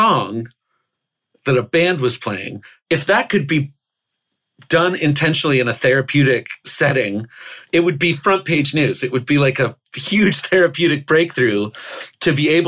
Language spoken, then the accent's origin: English; Oklahoma, United States; I grew up in Oklahoma.